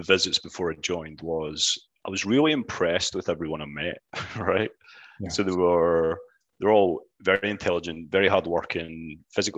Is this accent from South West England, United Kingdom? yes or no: no; Beith, Scotland, United Kingdom; accent: Scottish; also born or lived in Glasgow / Edinburgh; I was brought up in a small town called Beath. Roamed Ayrshire playing football and sports and whatnot